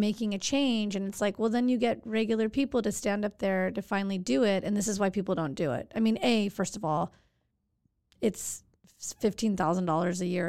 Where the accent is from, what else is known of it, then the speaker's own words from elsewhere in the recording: Santa Monica, California, United States; Nineteen seventy-nine, born and raised in Santa Monica